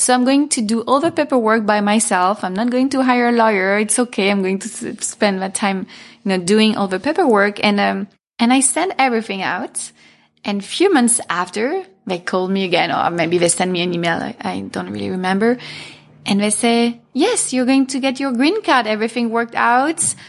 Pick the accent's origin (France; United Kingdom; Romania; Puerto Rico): France; Paris, Île-de-France; moved away as an adult; also born or lived in Milan; now in Los Angeles, United States; I was born in Paris. I grew up there.